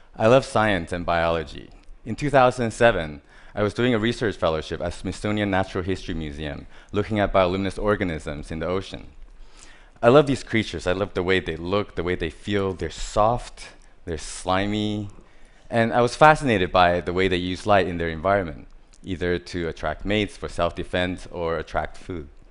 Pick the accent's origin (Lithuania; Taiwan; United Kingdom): Taiwan; I was born in Taiwan. I grew up surrounded by different types of hardware stores.